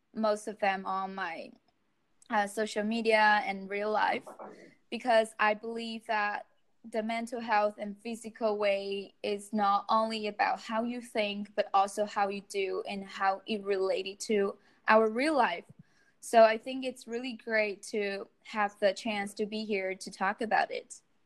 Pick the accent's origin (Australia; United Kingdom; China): China; I'm from China